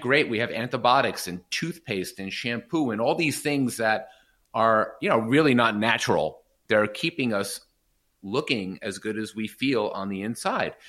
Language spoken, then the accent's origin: English; New York, United States; I did grow up a privileged life in New York